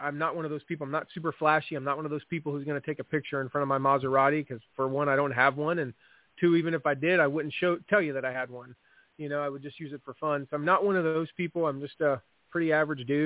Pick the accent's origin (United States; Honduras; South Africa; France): United States; Fort Wayne, Indiana; I live in Fort Wayne, Indiana, which is, and tell people, you know, I say I'm from Fort Wayne, Indiana